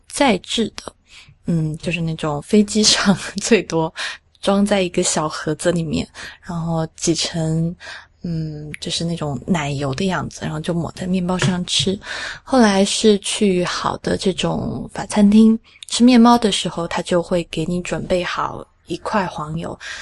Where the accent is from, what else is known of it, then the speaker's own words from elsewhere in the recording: Sichuan, China; 我们四川话叫复合酱油